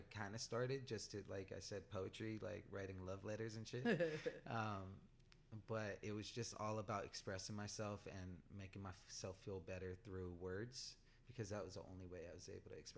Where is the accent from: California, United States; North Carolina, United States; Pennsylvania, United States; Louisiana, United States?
California, United States; Pomona; also born or lived in Glendora; I grew up in Pomona